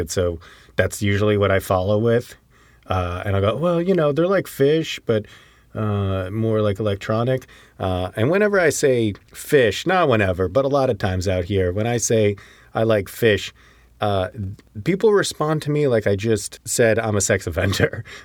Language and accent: English; Connecticut, United States; And then they played in New Haven, which is close to my hometown, uh, on some tennis courts